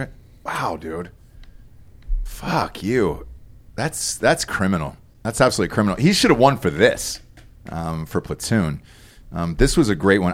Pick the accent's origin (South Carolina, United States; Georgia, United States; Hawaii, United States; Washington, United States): Georgia, United States; I grew up in Georgia